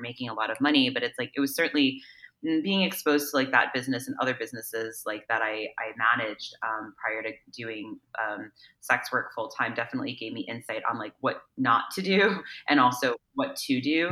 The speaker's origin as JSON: {"language": "English", "region": "East Coast", "country": "United States", "also_born_or_lived": "New York", "moved": "as an adult", "lives_now": "Los Angeles, United States", "said": "I'm originally from the East Coast actually, so I went to school in New York and I lived there in the city"}